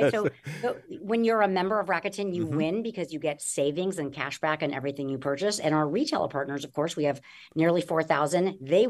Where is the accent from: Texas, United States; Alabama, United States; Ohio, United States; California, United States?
California, United States; Los Angeles; I grew up in Los Angeles